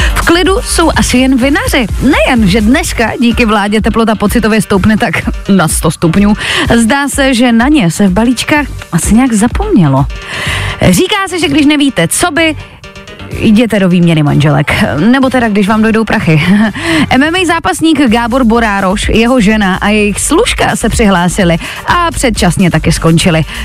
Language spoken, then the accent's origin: Czech; Czechia; my Češi